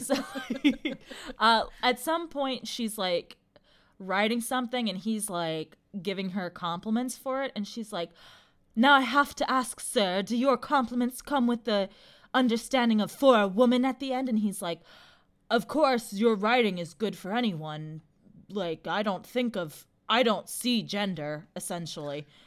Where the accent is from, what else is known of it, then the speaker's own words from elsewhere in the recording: United States; we as Americans also invented corn